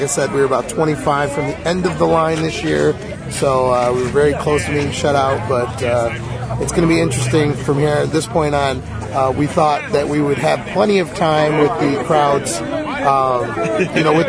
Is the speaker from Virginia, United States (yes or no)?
no; Rockford, Illinois, United States; We're from Rockford